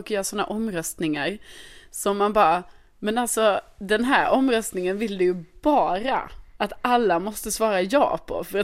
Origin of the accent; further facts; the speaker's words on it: Skåne, Sweden; now in Stockholm, Sweden; Folk frågar det här väldigt ofta för det är som att man kan inte bara få bo i Stockholm som skåning